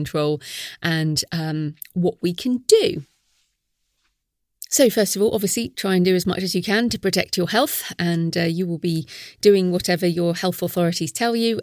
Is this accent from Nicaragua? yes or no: no; United Kingdom; we're British